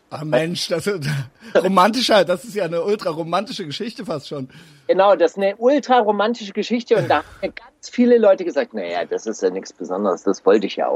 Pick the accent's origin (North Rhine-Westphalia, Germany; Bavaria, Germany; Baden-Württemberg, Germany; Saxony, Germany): Baden-Württemberg, Germany; Es war Ende der 80er Jahre äh, ganz populär nach, nach Berlin zu gehen als Schwabe